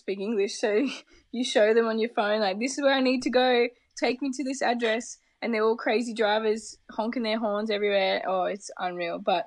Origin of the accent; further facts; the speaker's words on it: Australia; moved away as an adult; being Australian and coming from the other side of the world